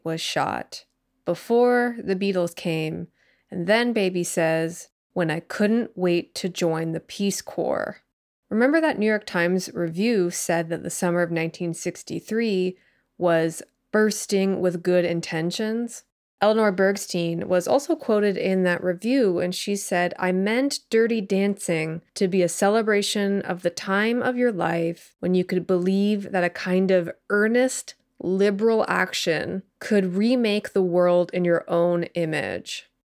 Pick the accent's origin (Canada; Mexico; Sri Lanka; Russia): Canada; I'm also Canadian